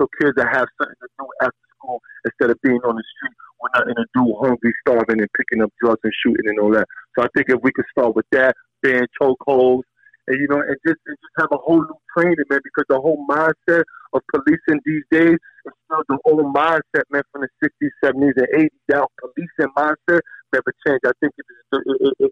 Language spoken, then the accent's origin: English; New York City, New York, United States; I've been through a lot growing up in Coney Island through the rough ages